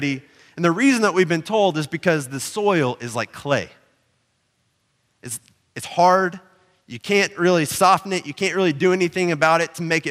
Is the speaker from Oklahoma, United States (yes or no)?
yes; Oklahoma, United States; I grew up in Oklahoma